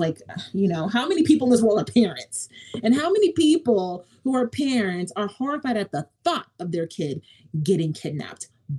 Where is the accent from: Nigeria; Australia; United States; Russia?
Nigeria; Not because I'm a mom, not because I'm Nigerian